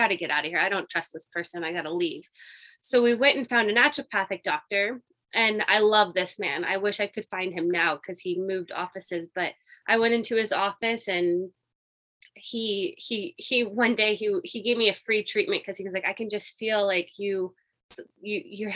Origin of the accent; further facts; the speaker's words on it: Indiana, United States; now in British Columbia, Canada; I'm actually originally from Indiana. I was born in the States